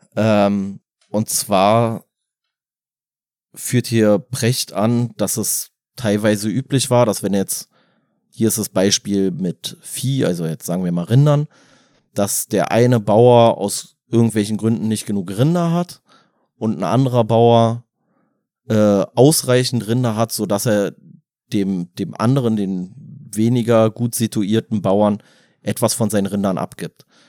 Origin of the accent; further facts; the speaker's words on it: Germany; als Deutscher